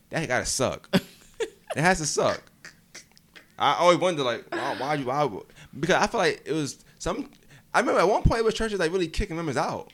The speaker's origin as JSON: {"language": "English", "region": "New York", "country": "United States", "moved": "yes", "said": "I'm from New York originally"}